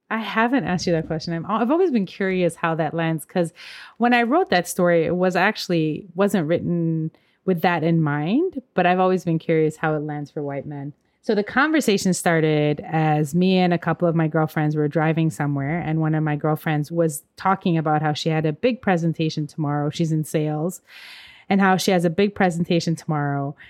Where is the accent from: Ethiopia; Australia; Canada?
Ethiopia; now in St. Paul, United States; I'm Ethiopian and from African cultures